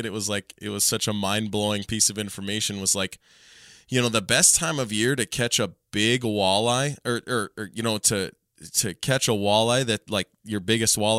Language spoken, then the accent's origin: English; Minnesota, United States; moved away as an adult; now in North Dakota, United States; I grew up in Minnesota where we're not able to fish the spawn.